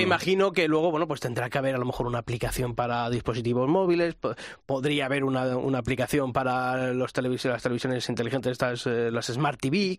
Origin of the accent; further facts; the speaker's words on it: Castile and León, Spain; moved away; estaba en mi pueblo, en Ávila